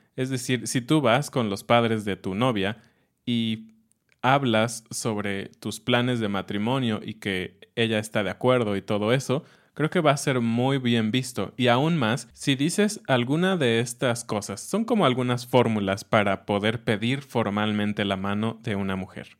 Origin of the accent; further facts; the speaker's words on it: Mexico City, Mexico; cuando era niño en Ciudad de México